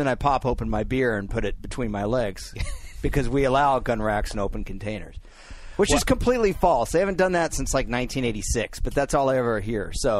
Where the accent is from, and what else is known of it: Texas, United States